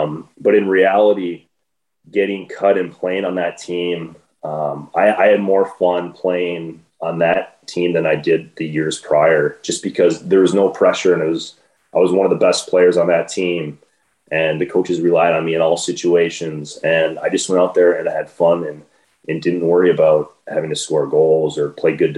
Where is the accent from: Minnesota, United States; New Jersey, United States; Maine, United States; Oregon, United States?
Minnesota, United States; Sure. So growing up was great. I had a little lake behind my house. We'd always be out there skating all the time.